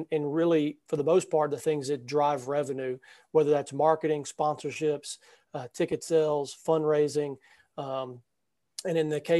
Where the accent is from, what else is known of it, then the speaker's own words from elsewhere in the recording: Louisiana, United States; So I'm from Louisiana, went to Northwestern State, which is in Louisiana, left to go to Texas to work at the Southland Conference for a year, and then came back to the state of Louisiana